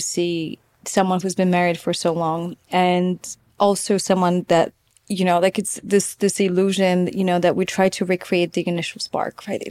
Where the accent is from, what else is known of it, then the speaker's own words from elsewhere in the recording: Poland; growing up in Poland